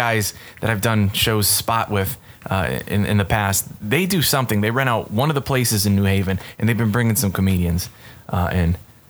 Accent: Hamden, Connecticut, United States; Hamden, Connecticut, my hometown.

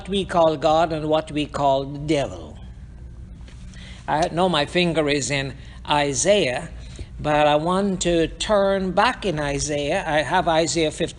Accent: Guyana; moved away; also born or lived in Hartford, Connecticut, United States; we came out of Guyana, and we are in Hartford, Connecticut

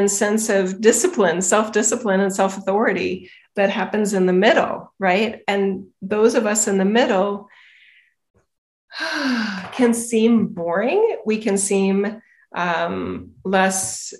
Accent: United States; I am an American.

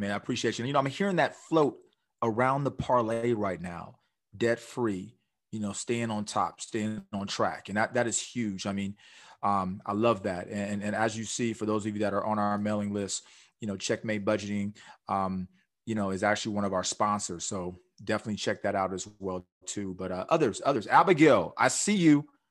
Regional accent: Orange County, California, United States; I'm from Orange County area.

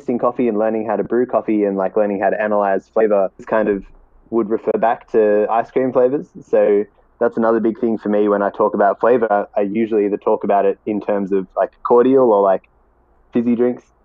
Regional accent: Australia; I'm Australian.

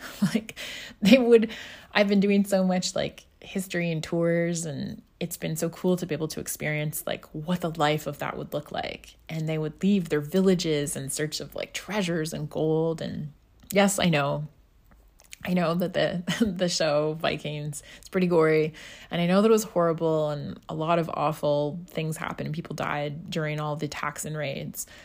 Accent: Scotland, United Kingdom; moved away; also born or lived in North America; back home where I grew up in Scotland.

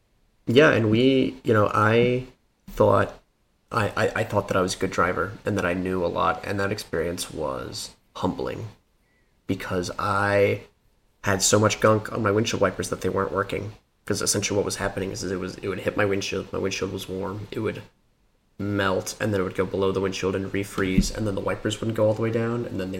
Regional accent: Colorado, United States; No problem. I'm from Colorado. Driving through the snow is not that odd.

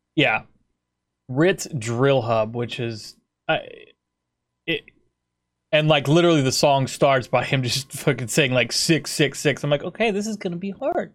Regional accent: United States; I'm from America

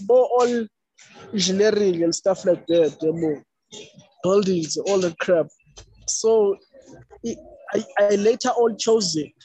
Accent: Eastern Cape, South Africa; I was born in a rural home. I was born in Manfre, Eastern Cape, which is a rural town.

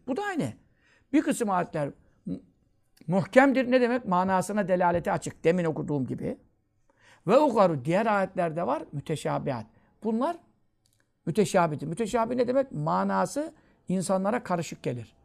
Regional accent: Görele, Giresun, Turkey

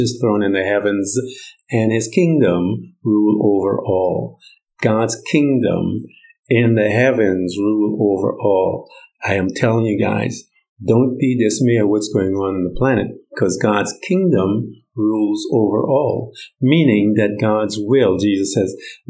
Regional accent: Guyana; now in United States; I'm from Guyana. So I have this dual citizenship, Guyanese, American.

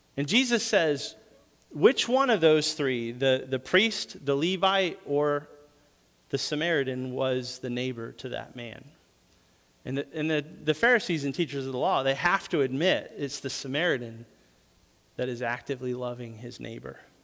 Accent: New England, United States; moved away; also born or lived in the South; Growing up in New England, we didn't have

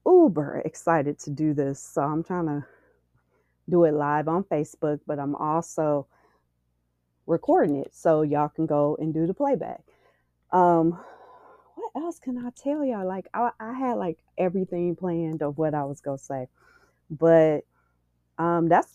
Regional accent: Cleveland, Ohio, United States; And I am from Cleveland

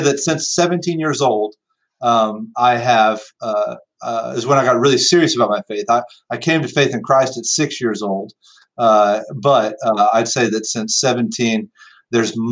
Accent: Austin, Texas, United States; moved away as an adult; now in Carrollton, United States; I grew up in Austin, Texas

